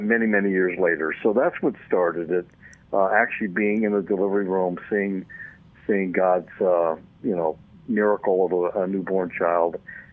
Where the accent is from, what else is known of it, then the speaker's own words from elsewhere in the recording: Michigan, United States; also born or lived in Upper Peninsula, Michigan; now in Lake Linden, United States; I'm originally from Michigan, downstate, but I spent a lot of time in what they call the UP